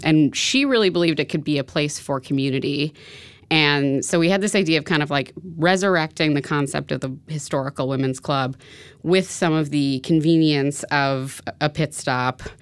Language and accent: English; New York City, New York, United States; I grew up in New York City